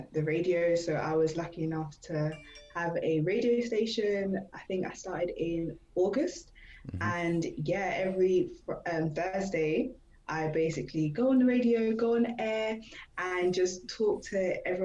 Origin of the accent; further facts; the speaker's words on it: London, United Kingdom; moved away as an adult; now in Norwich, United Kingdom; I'm from London